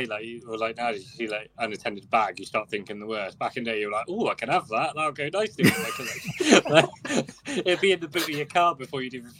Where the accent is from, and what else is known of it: Somerset, South West England, United Kingdom